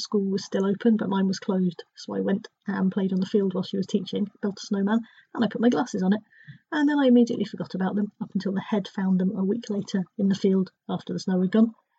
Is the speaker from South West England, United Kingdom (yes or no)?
yes; Dorset, South West England, United Kingdom; when I was growing up in Dorset